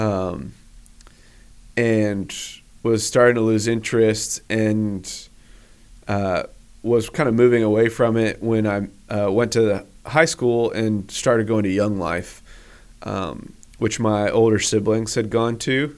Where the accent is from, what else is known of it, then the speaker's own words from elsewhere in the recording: Northampton, Massachusetts, United States; also born or lived in Washington State / Boone, North Carolina; now in Huntersville, United States; I grew up in Western Massachusetts, um, in a small college town um, on the Connecticut River called Northampton